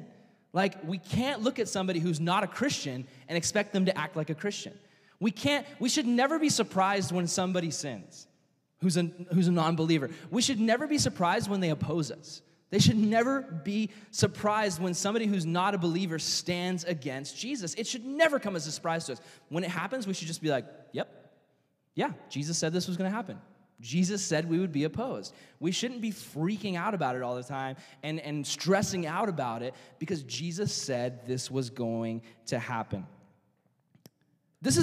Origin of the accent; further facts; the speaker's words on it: United States; as an American citizen